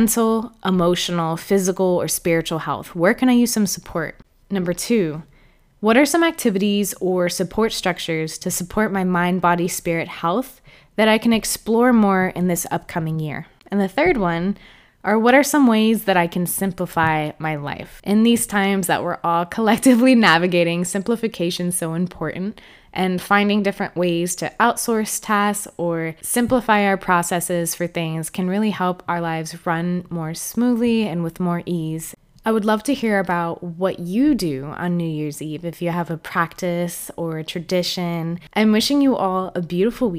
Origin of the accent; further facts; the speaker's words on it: Florida, United States; I grew up and lived in Florida for most of my life